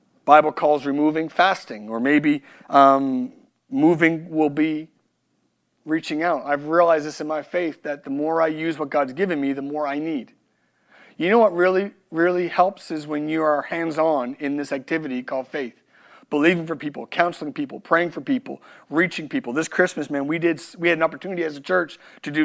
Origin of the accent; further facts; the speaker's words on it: Canada; moved away; I'm Canadian